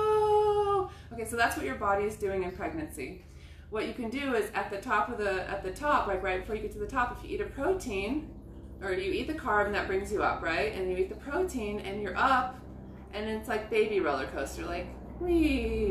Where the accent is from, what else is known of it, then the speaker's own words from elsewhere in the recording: Southern California, United States; moved away as an adult; also born or lived in Israel; I grew up in Southern California